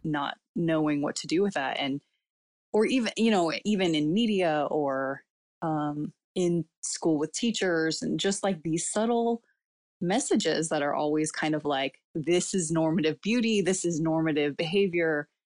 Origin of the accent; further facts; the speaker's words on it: California, United States; first language Cantonese; English is a second language; also born or lived in South Asia; here in America, then it, where I'm, I've been born and raised